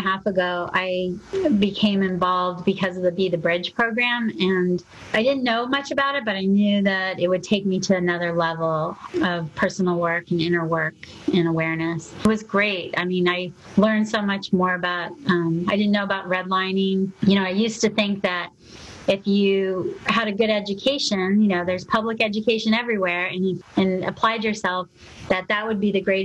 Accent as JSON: {"language": "English", "region": "Arizona", "country": "United States", "tie": "born or raised there", "also_born_or_lived": "Louisiana", "said": "I grew up primarily in Arizona, a little bit in Louisiana"}